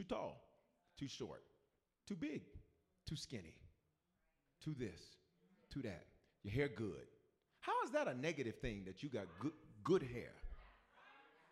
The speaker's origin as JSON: {"language": "English", "town": "Memphis", "region": "Tennessee", "country": "United States", "tie": "born or raised there", "moved": "yes", "said": "I was born in different, raised in Memphis. I was raised in the South"}